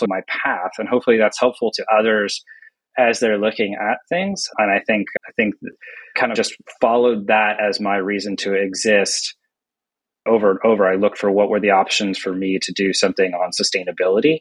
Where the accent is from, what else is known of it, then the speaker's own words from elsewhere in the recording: United States; my home country here, the US